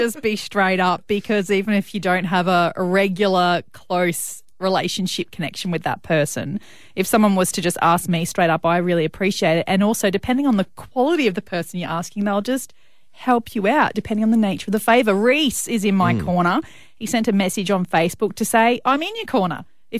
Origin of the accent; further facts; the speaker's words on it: Brisbane, Queensland, Australia; I grew up outside of Brisbane in the suburbs